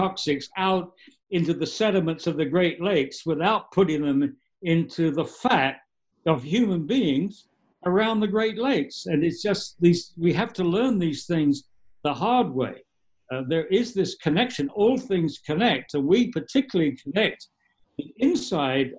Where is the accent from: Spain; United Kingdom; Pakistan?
United Kingdom; England; now in New York State, United States; I'm English.